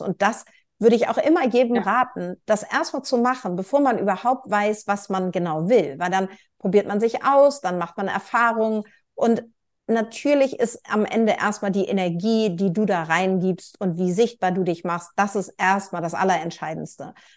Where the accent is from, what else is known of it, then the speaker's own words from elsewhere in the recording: Northern Germany, Germany; ich als Nord, also als Norddeutsche und halbe Schwedin